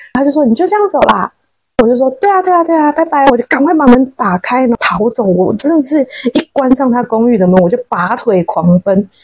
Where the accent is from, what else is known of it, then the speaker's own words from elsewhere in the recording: Taiwan; now in China; 我们台湾人